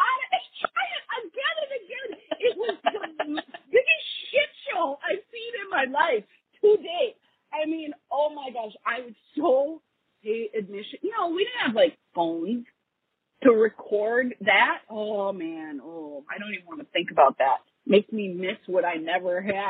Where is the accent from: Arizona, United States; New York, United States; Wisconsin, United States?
Wisconsin, United States; I was born and raised in Wisconsin.